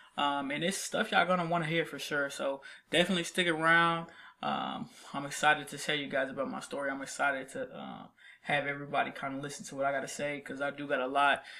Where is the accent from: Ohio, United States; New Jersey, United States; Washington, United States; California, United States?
Ohio, United States; Columbus; now in Nashville, United States; I'm from, uh, Columbus, Ohio. I lived there for about fifteen years